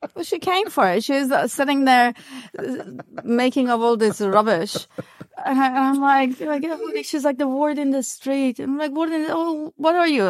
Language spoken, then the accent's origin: English; Iran; English is a second language; now in New Zealand; I was born in Iran